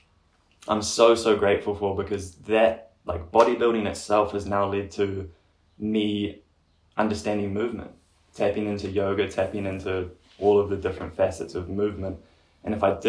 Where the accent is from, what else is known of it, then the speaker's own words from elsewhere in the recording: Gisborne, New Zealand; I'm from Gizzy, so Gisborne, east coast of New Zealand